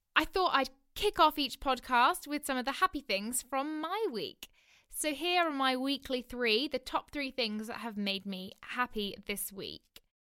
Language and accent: English; Oxford, South East England, United Kingdom; I'm currently living in my hometown in Oxford.